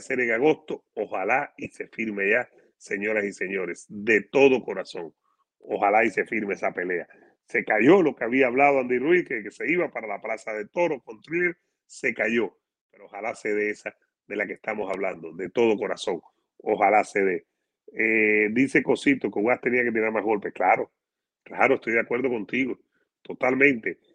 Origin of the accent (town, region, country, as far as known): Cuba; moved away